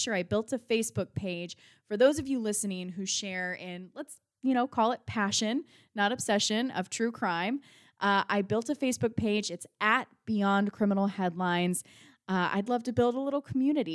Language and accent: English; Georgia, United States; I'm from Georgia